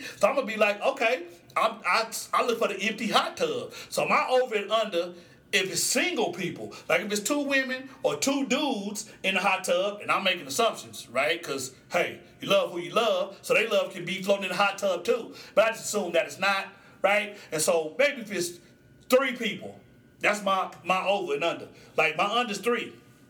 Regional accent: Musgrave, Oklahoma, United States; So, I grew up in Musgrave, Oklahoma, and the Graves is across the street from North Highlands, right?

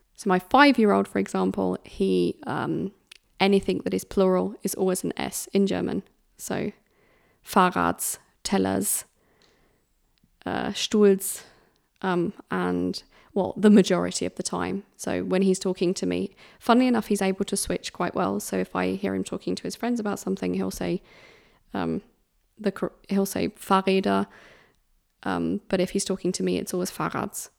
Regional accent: United Kingdom; It's being British

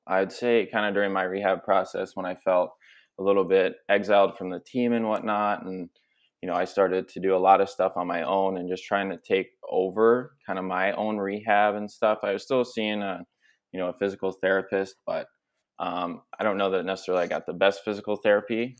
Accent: Minnesota, United States; also born or lived in Philadelphia; I'm from Minnesota

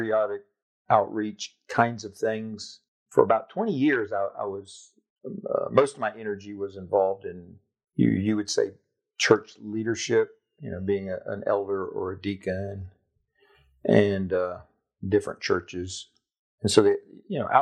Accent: Jacksonville, Florida, United States; moved away as an adult; Lived there all my life, except, you know, time away at University of Florida.

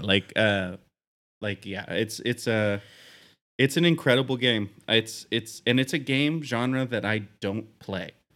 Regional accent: Pacific Northwest, United States; as a Pacific Northwest boy

